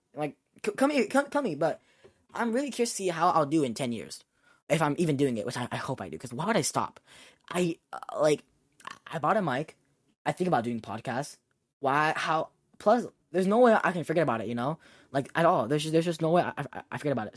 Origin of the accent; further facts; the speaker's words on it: United States; I am an American Asian